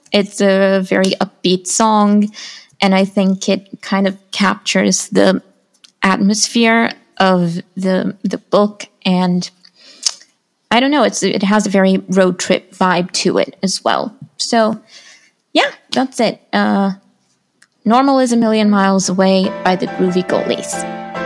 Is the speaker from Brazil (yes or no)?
yes; São Paulo, Brazil; I am an author from Brazil